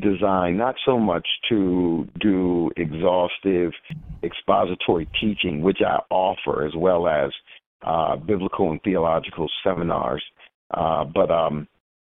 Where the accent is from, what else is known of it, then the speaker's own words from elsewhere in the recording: New York City, New York, United States; now in Atlanta, United States; I am originally from Queens, New York